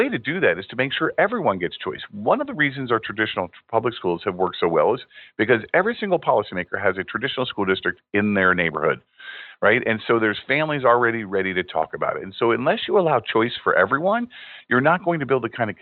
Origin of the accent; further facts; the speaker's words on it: Indiana, United States; my home state of Indiana